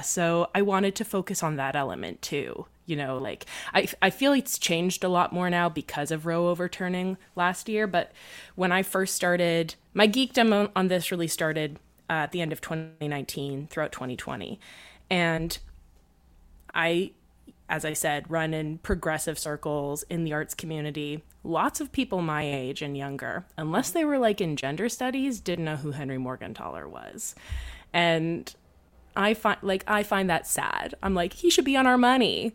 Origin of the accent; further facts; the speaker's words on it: Canada; I, I am Canadian